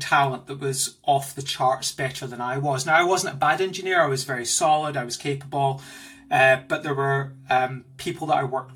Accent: Glasgow, Scotland, United Kingdom; moved away as an adult; also born or lived in Australia / Indonesia / Germany; now in London, United Kingdom; You can probably hear from my accent that I'm not originally from here. I'm from Glasgow

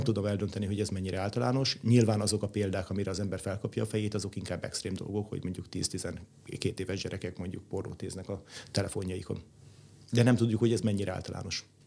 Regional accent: Budapest, Hungary; én Budapesten nőttem föl, itt jártam gimnáziumba

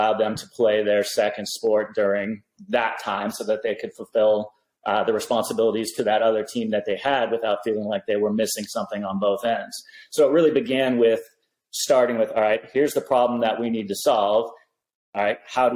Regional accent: Eugene, Oregon, United States; now in San Diego, United States; I was growing up in Eugene, Oregon, so it was rainy

